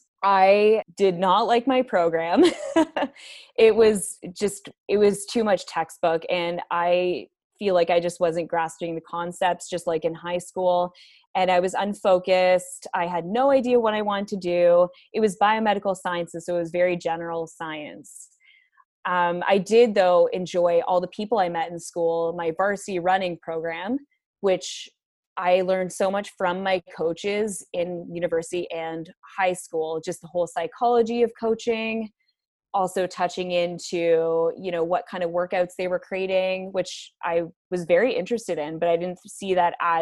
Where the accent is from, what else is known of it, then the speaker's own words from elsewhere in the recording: Toronto, Ontario, Canada; moved away as an adult; now in Bracebridge, Canada; I am from Toronto. I moved to Bracebridge about 5 years ago